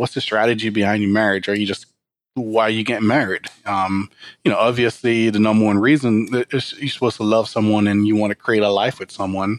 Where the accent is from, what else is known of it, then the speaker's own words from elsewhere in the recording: Jamaica; moved away as an adult; now in United States; I grew up in Jamaica, country population about 2.6 million people with a poverty rate of 85%